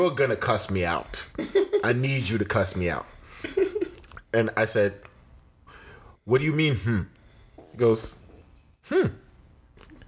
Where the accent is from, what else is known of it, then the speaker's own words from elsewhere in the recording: the North, Northern Nigeria, Nigeria; first language Tiv; English is a second language; now in United States; Hausa is easier mm-hmm. to translate for me because I grew up in the North. Mm-hmm. Tiv is my native tongue